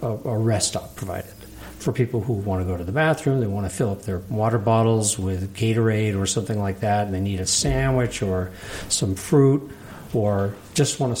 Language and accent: English; Vermont, United States; also born or lived in Capital District, New York; now in Altamont, United States; I grew up in Vermont, then moved down here in around 1980, and I moved to Altamont in 91.